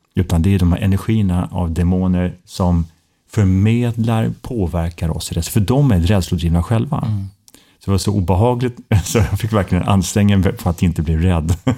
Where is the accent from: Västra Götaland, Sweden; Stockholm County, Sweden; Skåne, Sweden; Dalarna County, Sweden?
Stockholm County, Sweden; Stockholm; moved away as an adult; Jag är en Söderkis tre generationer